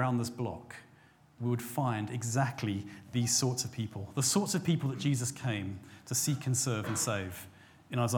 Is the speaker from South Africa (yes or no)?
yes; South Africa; now in England; my home country of South Africa